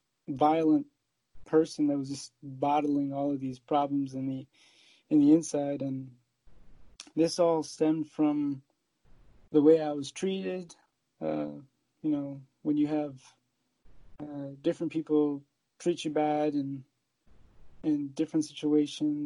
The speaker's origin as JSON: {"language": "English", "area": "Alexandria and Woodbridge", "region": "Virginia", "country": "United States", "tie": "born or raised there", "also_born_or_lived": "Fairfax, Virginia", "said": "I was born in Fairfax, Virginia, but grew up in Alexandria, Virginia and Woodbridge, Virginia"}